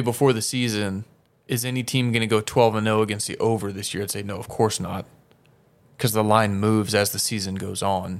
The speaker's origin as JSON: {"language": "English", "town": "Austin", "region": "Texas", "country": "United States", "tie": "born or raised there", "said": "I was born and raised in the city of Austin"}